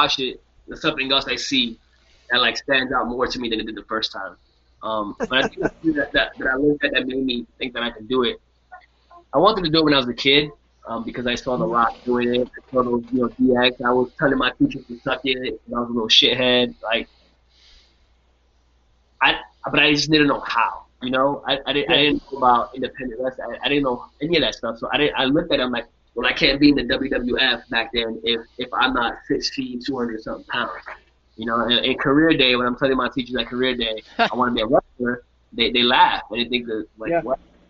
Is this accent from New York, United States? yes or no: yes; New York, United States; It didn't seem possible because I was a kid from New York. And I was Puerto Rican, and I was small as hell.